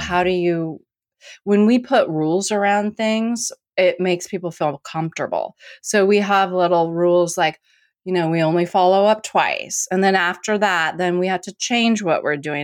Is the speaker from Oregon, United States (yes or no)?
yes; Portland, Oregon, United States; I'm from Portland